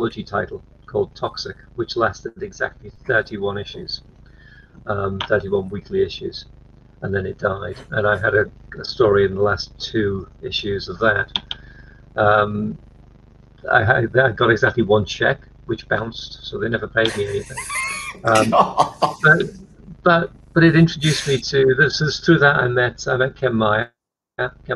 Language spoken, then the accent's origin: English; Liverpool, North West England, United Kingdom; I was born in Liverpool, which is a big port city and a big manufacturing city in the UK